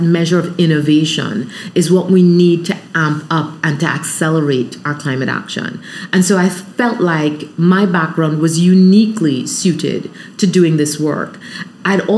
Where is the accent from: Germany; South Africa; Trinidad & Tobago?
Trinidad & Tobago; moved away as an adult; also born or lived in Barataria / Georgia, United States; I grew up, I was born and raised in Trinidad.